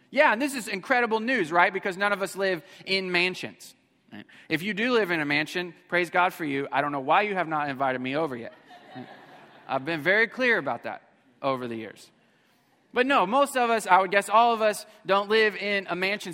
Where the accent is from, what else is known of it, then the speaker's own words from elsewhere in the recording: Missouri, United States; we were motel family, uh, growing up in Missouri.